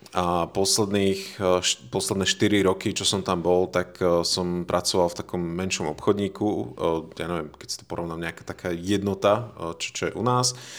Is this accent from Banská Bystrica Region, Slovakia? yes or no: yes; Veľký Krtíš, Banská Bystrica Region, Slovakia; moved away as an adult; also born or lived in England; now in Žilina, Slovakia; ja som rodený Slovák z veľkého mesta s názvom Veľký Krtiš